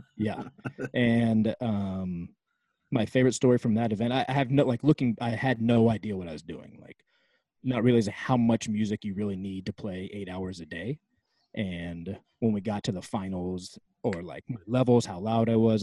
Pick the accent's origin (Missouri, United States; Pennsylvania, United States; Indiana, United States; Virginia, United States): Virginia, United States; right outside Washington D.C.; moved away as an adult; now in California, United States; I grew up in Virginia, right outside Washington D.C., and moved to California I think I turned 20 like a week later